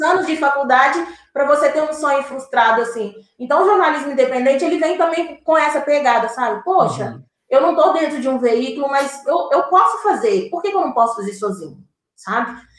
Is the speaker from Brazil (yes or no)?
yes; born in Diamantina, Minas Gerais, Brazil; now in Contagem, Brazil; Eu sou de Minas Gerais, eu nasci em Diamantina